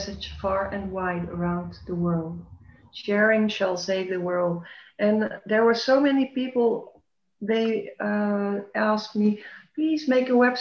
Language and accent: English; Netherlands; now in Belgium; I was born in the Netherlands, and I took on the Belgian nationality. I live in Belgium now